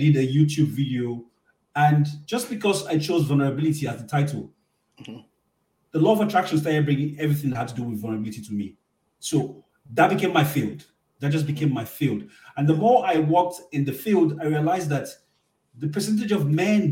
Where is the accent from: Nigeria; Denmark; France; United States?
Nigeria; moved away as an adult; also born or lived in Toronto, Canada; now in Ottawa, Canada; I'm a Nigerian man from Nigeria.